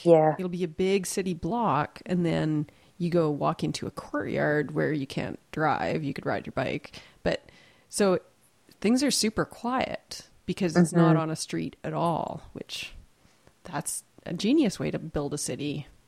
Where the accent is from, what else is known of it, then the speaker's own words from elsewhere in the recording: Canada; I always like running into a little bit of Canada when I'm away from Canada too.